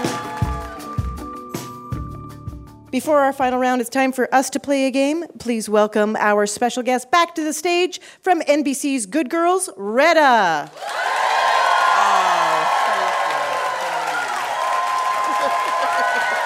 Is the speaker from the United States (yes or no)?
no; Canada; as a Canadian, it's expected that hockey is basically within my blood